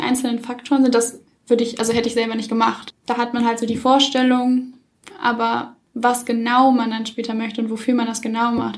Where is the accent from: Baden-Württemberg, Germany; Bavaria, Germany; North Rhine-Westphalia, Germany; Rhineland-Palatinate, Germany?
North Rhine-Westphalia, Germany; Cologne; moved away as an adult; now in Munich, Germany; komme ursprünglich aus Köln, bin jetzt aber fürs Studium nach München gezogen